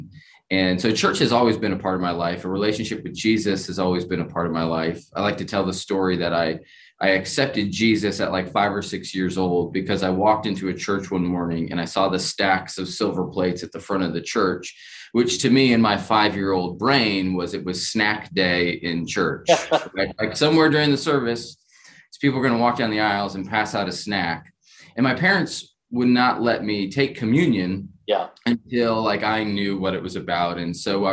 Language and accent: English; Keene, New Hampshire, United States; I grew up in Keene. So the southwest corner of the state.